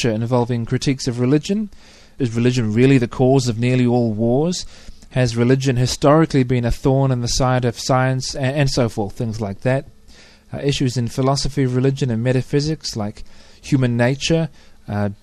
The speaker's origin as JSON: {"language": "English", "country": "New Zealand", "said": "I'm a New Zealander"}